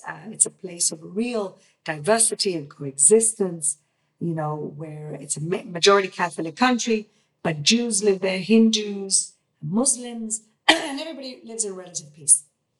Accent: Gibraltar; first language Spanish and English; moved away as an adult; also born or lived in England; now in Israel; I grew up in Gibraltar.

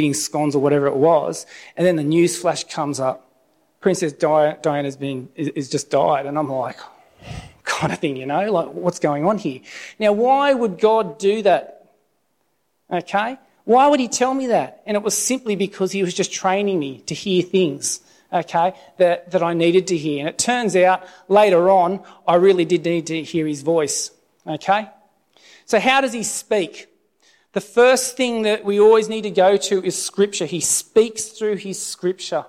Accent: Alstonville, New South Wales, Australia; moved away as an adult; also born or lived in Lismore; now in Sydney, Australia; my hometown of Alstonville

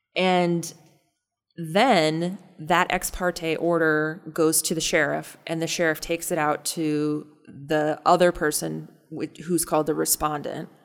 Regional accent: North Dakota, United States; now in Omaha, United States; I grew up in North Dakota also

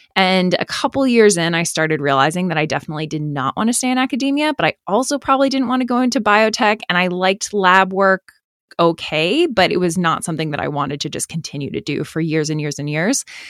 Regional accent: Boston, Massachusetts, United States; moved away as an adult; also born or lived in New York; I grew up in the Boston area

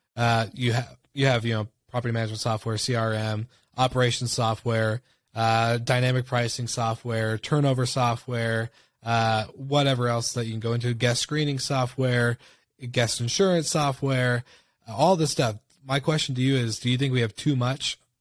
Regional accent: Washington, United States; moved away; back in my hometown in Washington State

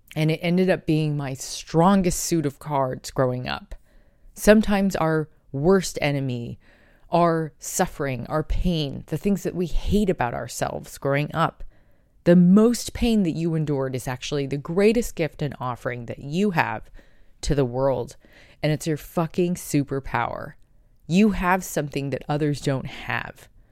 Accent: United States; as an American

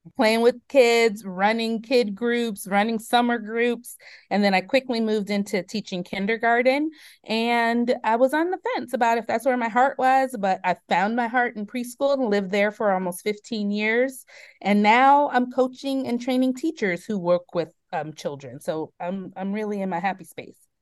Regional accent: Oakland, California, United States; I was, um, born and raised in Oakland, California. I, um, grew up in the middle of, um, some hard times that were happening in Oakland around the eighties and nineties

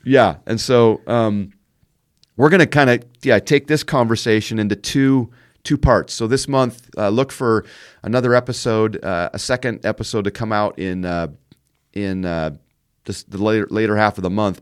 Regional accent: Canada; moved away as an adult; now in Indiana, United States; we've raised our kids in Indiana, uh, but I grew up in Canada

